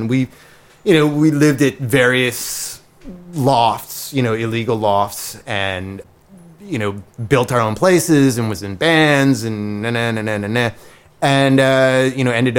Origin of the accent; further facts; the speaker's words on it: Detroit, Michigan, United States; I'm from Detroit. I'll just break in.